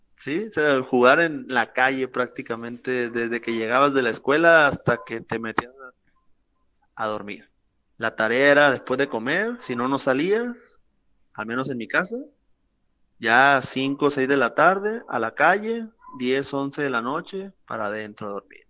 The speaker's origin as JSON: {"language": "Spanish", "town": "Mazatlán", "region": "Sinaloa", "country": "Mexico", "tie": "born or raised there", "also_born_or_lived": "Coyotitán, Sinaloa / Culiacán", "said": "mi infancia en Coyotitán fueron los primeros tres años que no lo recuerdo, después aquí en Mazatlán y desde entonces aquí en la ciudad"}